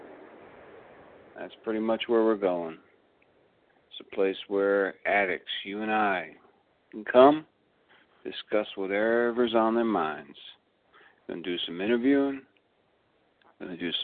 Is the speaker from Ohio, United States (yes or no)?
no; Long Island, New York, United States; also born or lived in Brooklyn; I grew up in Long Island